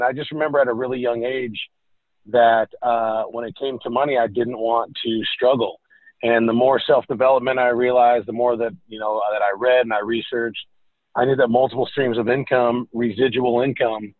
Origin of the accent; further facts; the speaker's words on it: California, United States; moved away as an adult; also born or lived in Iowa City, Iowa / Seattle, Washington; now in Nashville, United States; grew up, born and raised in California